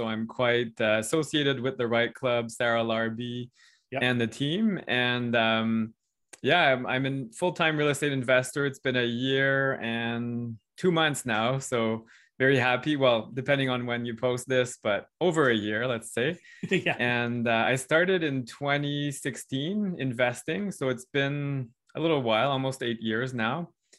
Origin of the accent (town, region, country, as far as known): Ontario, Canada